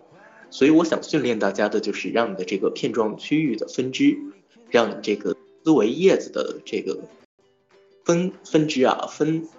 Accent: Nanjing, Jiangsu, China; also born or lived in Lanzhou; 我的家乡可以说的蛮多的，我是半个南京人，半个兰州人，还有一部分上海血统，一部分河北血统。

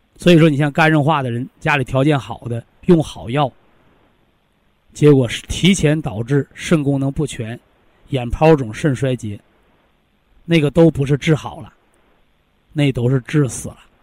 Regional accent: Shandong, China; 我就是山东人

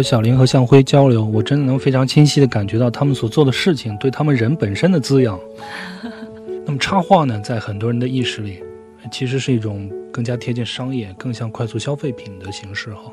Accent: birthplace of Huaiyang cuisine, Jiangsu, China; moved away; 我的故乡在淮扬菜的发源地

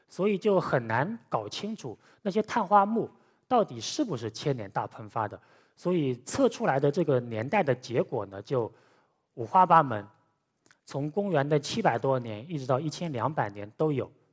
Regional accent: Wuxi, Jiangsu, China; now in Shanghai, China; 我老家是无锡的

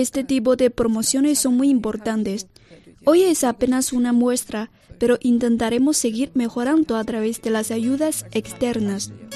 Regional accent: Ecuador; now in Beijing, China; en mi país

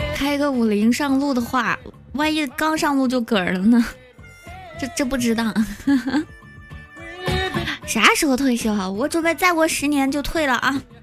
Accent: Yueyang, Hunan, China; also born or lived in Nanjing; now in Changsha, China; 我是湖南的，才说了我老家是岳阳的

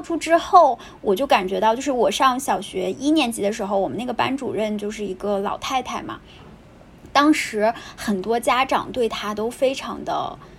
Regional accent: Taiyuan, Shanxi, China; accent: Taiyuan Mandarin; moved away as an adult; 我刚离开家乡的时候，多多少少对太原没有那么大的自信

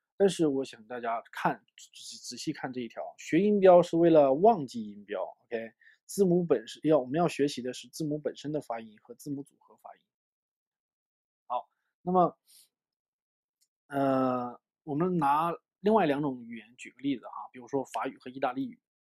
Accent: China; 我们中国人的语言习惯啊，我们学说中文的语言习惯

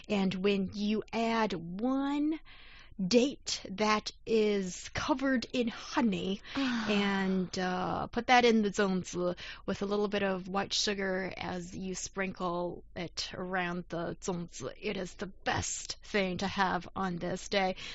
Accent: South China, China; English is a second language; part of China, and I never had zongzi when I was uh, in university. Didn't really enjoy it, as in my hometown in the south, we. Uh, we have the savory

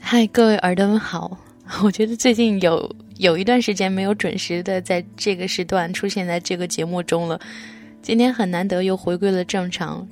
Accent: Jiangsu, China; moved away; 我的家在江苏

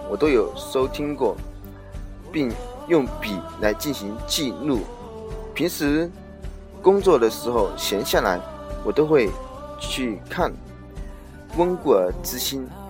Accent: Wuhan, Hubei, China; 今年二十四岁，老家是来自于湖北武汉

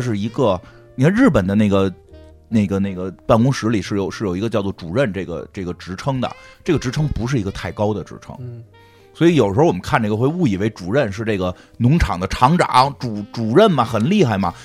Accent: Beijing, China; 北京人儿，北京人儿，老北京啊，老北京

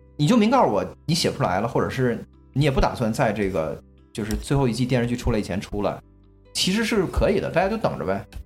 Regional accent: China; 因为建国之后咱们国家是完美的

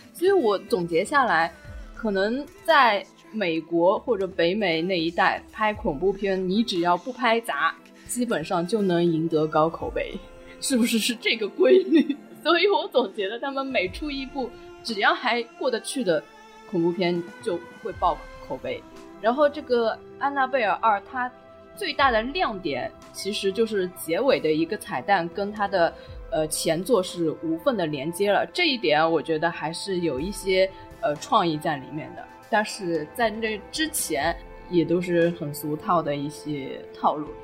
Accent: China; 其实对我们中国人来说，这种概念

